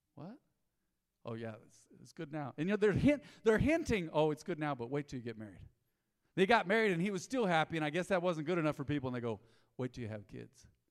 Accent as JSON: {"language": "English", "town": "Roswell", "country": "United States", "tie": "born or raised there", "said": "our church growing up in Roswell"}